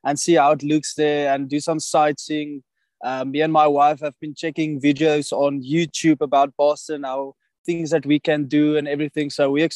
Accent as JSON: {"language": "English", "town": "Pretoria", "region": "Gauteng", "country": "South Africa", "tie": "born or raised there", "also_born_or_lived": "Johannesburg / Nelspruit", "said": "I'm from South Africa, Pretoria. Grew up there all my life"}